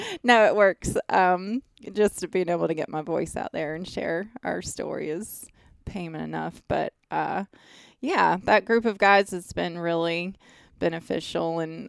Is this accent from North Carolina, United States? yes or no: yes; North Carolina, United States; Yeah, I am.